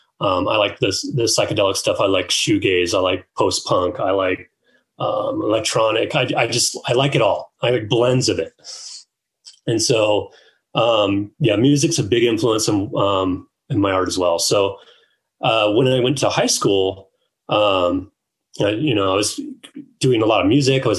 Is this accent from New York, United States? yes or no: no; Orange County, Southern California, United States; I grew up in Southern California in Orange County. So that's like 30 minutes south of like Anaheim or LA.